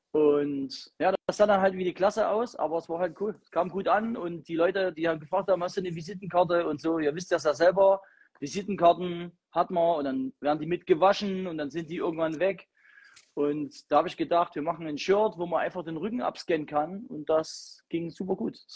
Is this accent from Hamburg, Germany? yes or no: no; Chemnitz, Saxony, Germany; Ich komme aus Chemnitz.